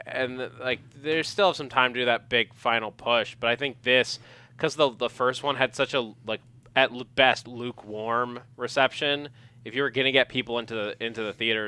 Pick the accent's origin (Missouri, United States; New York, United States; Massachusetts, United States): New York, United States; I'm from New York.